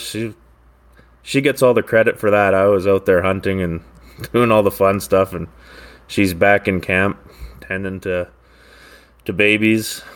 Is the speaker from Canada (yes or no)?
yes; Maple Ridge, British Columbia, Canada; from the Lower Mainland, uh, Maple Ridge here in B C